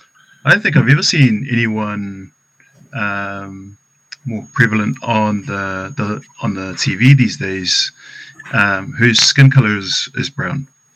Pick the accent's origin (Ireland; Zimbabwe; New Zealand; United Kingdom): New Zealand; Auckland; growing up in Otara, where we used to grow up